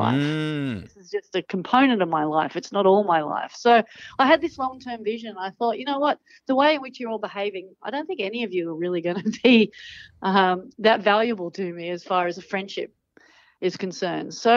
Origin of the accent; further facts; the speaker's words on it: Manly, New South Wales, Australia; growing up in Manly